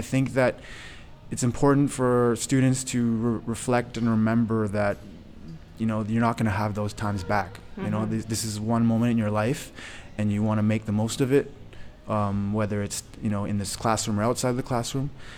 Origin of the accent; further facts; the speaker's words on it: Belleville, Ontario, Canada; I grew up in Belleville, Ontario, so it's right next door.